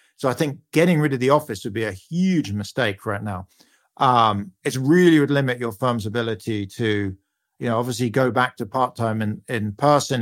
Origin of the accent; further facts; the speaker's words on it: United Kingdom; You can hear from my accent, I'm a Brit